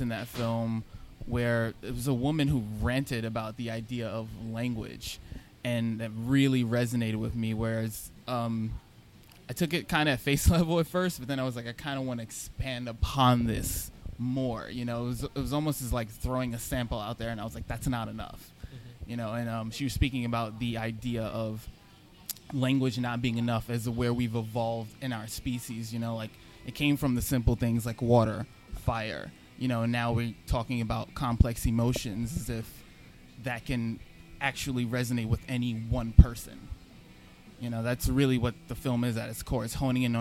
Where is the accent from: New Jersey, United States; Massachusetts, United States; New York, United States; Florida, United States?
New York, United States; New York City; also born or lived in Kew Gardens Hills, Queens; I come from Richmond Hill and Flushing. That's where I was born and raised. I'm over in Kew Garden Hills now